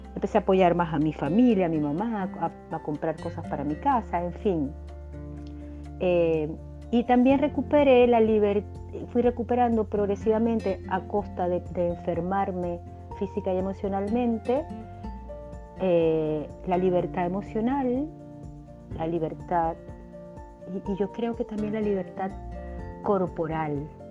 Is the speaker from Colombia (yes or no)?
no; Venezuela; en mi país, en Venezuela